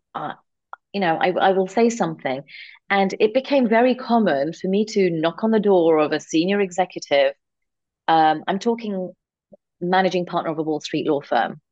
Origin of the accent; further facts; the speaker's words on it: London, United Kingdom; born and raised in London, England, to um, as part of a conservative Indian family